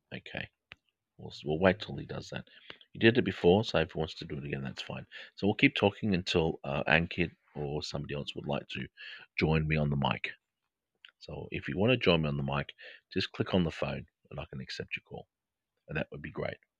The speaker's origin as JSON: {"language": "English", "country": "Australia", "accent": "Australian English", "said": "my Australian English accent"}